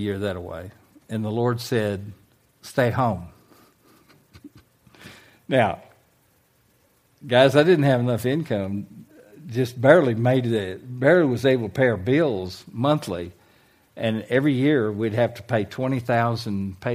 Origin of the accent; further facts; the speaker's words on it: United States; moved away as an adult; also born or lived in Manila, Philippines; I was an American.